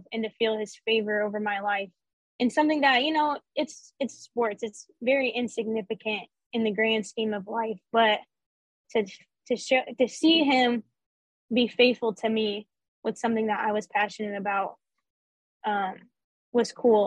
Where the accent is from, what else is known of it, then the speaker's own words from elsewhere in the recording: Panama City Beach, Florida, United States; I'm from Panama City Beach, Florida